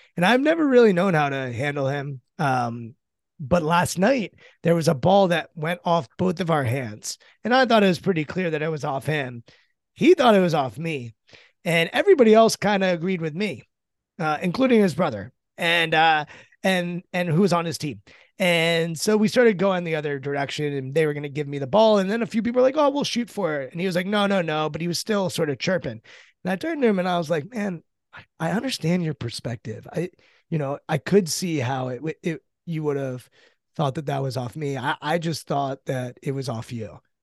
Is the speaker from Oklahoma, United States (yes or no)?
no; Washington, District of Columbia, United States; I'm born and raised in the Washington, D C area